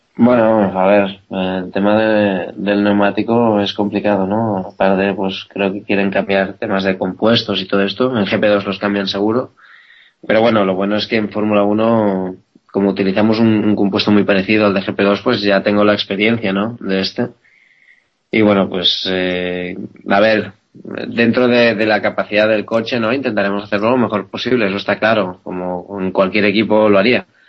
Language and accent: Spanish; Spain; yo soy un piloto español